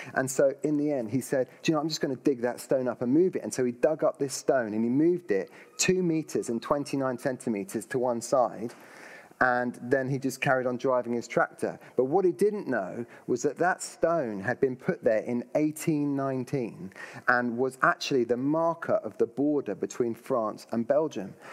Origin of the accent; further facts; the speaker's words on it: United Kingdom; if we're British.